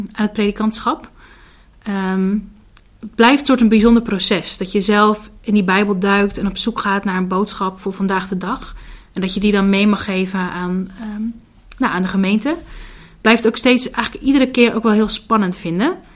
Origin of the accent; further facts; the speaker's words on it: Hardinxveld, South Holland, Netherlands; Ik kom uit Hardingsveld, dus dat ligt ook een stukje onder Rotterdam.